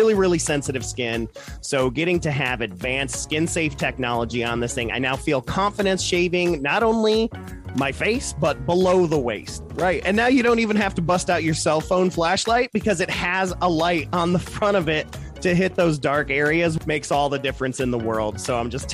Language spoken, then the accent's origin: English; Toledo, Ohio, United States; also born or lived in Detroit, Michigan; we grew up in Toledo and Detroit